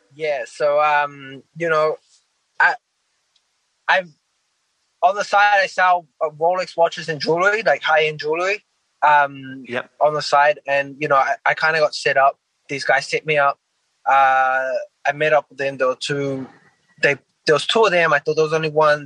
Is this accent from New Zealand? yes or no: yes; New Zealand; now in United States; I'm originally from New Zealand